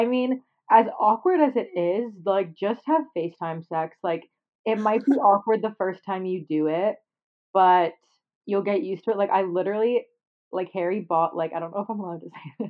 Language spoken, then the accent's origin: English; Canada; Yeah, I'm Canadian.